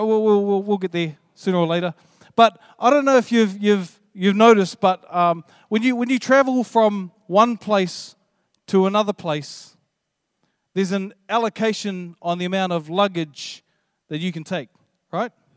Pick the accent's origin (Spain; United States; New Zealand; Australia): New Zealand; I'm, I'm from New Zealand